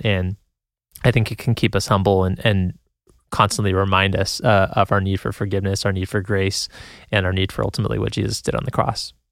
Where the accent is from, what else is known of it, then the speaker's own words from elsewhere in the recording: San Jose, California, United States; moved away; I'm from San Jose, California originally